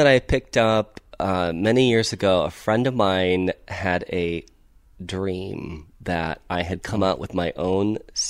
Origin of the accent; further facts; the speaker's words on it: Ohio, United States; now in Los Angeles, United States; I actually grew up in the Midwest. I grew up in Ohio.